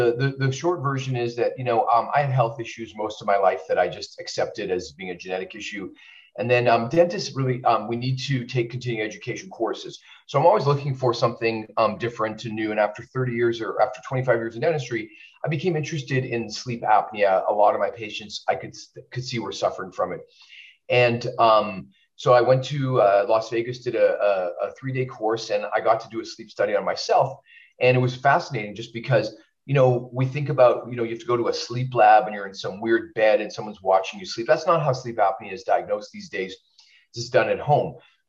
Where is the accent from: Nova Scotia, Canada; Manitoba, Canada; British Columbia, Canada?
Manitoba, Canada; Winnipeg; now in California, United States; I I'm Canadian, so sometimes I miss Canada.